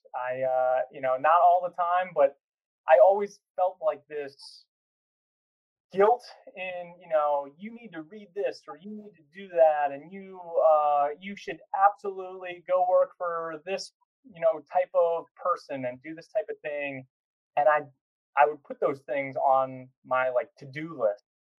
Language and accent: English; Virginia Beach, Virginia, United States; born and raised in Virginia Beach, although before that, military family all over the place.